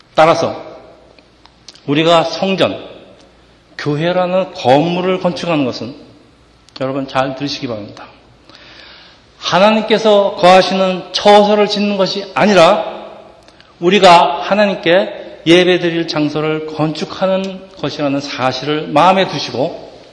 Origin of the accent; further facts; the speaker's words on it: South Korea; now in Edison, United States; 우리가 한국 이민자들이